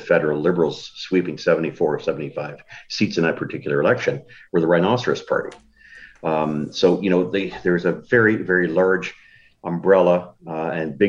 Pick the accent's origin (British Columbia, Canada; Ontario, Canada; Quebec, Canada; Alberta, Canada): Ontario, Canada; first language French; English is a second language; also born or lived in Manitoba; I was born here in Ontario, or in Manitoba, lived most of my time in Ontario.